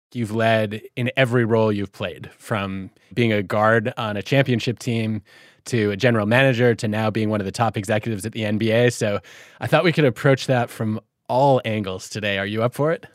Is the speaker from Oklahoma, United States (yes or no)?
no; Detroit, Michigan, United States; Growing up in Detroit